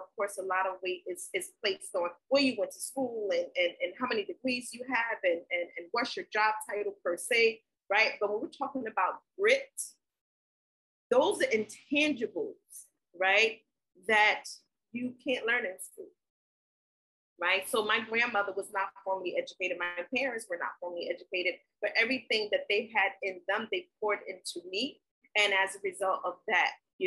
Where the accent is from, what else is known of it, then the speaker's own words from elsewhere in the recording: New York City, New York, United States; also born or lived in South Carolina; I was born in South Carolina. My family is from the South. But I was raised in New York City. So I am a Brooklyn girl